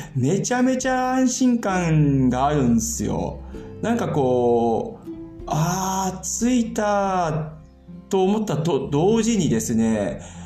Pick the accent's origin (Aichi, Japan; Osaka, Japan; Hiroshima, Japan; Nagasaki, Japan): Hiroshima, Japan; moved away as an adult; now in Germany; 僕、広島出身なんですけども、今回実家へ帰るんですけどもね